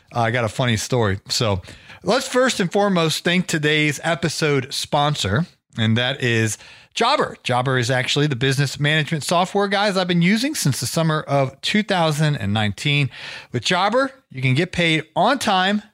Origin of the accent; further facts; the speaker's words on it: Ohio, United States; I grew up in Ohio